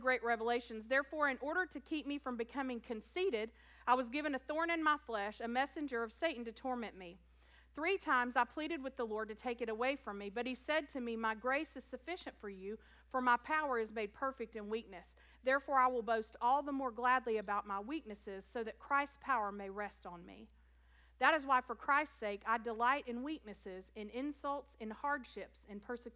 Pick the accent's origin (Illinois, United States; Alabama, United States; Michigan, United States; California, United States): Alabama, United States; South; also born or lived in Tennessee / Kentucky; I was born in Tennessee and raised in South Alabama and went to school in Kentucky.